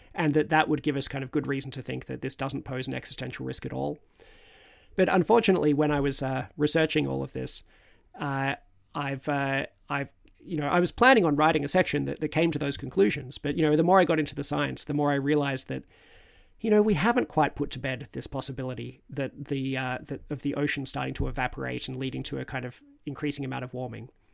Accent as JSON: {"language": "English", "country": "Australia", "moved": "yes", "lives_now": "United Kingdom", "said": "as an Australian in Britain"}